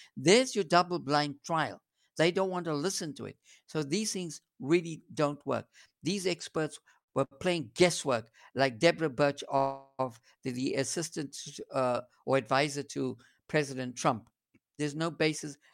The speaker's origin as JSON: {"language": "English", "country": "South Africa", "tie": "born or raised there", "said": "I'm a South African homegrown boy"}